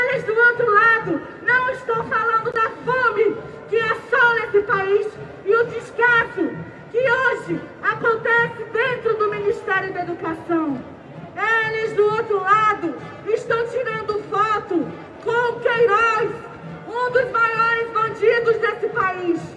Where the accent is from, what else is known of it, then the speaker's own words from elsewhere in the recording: Amazonas, Brazil; vilã lá do norte desse país, sou amazonense